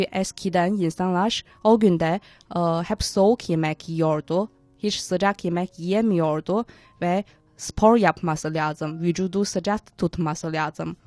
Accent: Tianjin, China; çocukken ben Tencinliyim ve Tencin'de

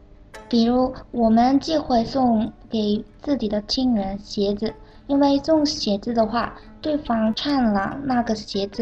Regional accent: South Korea; Chinese is a second language; 我是来自韩国的

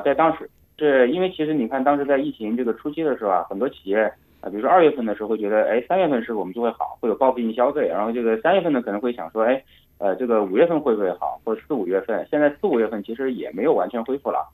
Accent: Hunan, China; 因为湖南米粉是我家乡的食物啊

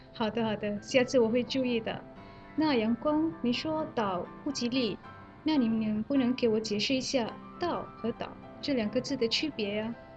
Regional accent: Malaysia; now in Beijing, China; 我是来自马来西亚的

